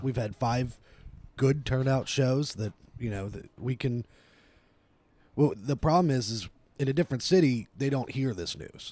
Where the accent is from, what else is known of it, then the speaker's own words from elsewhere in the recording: Dayton, Ohio, United States; also born or lived in Atlanta, Georgia; I was born in Atlanta, uh, moved to Dayton when I was around two.